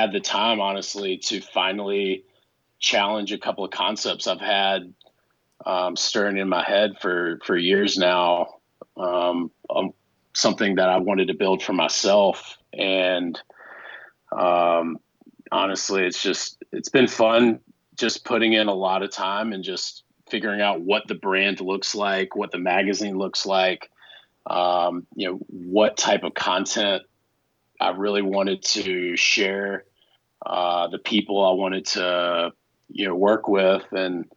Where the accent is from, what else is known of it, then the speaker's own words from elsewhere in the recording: Outer Banks, North Carolina, United States; moved away; also born or lived in Montana / Colorado; So I grew up on the Outer Banks, or near the Outer Banks, technically